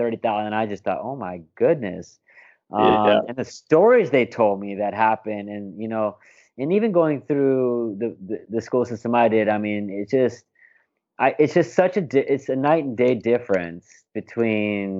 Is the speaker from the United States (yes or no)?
yes; Alaska, United States; moved away as an adult; I was in private schools where I grew up in Alaska